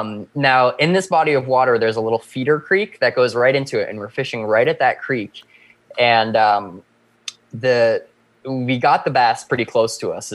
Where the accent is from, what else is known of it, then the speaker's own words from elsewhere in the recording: Shutesbury, Massachusetts, United States; I was born and raised in Shutesbury.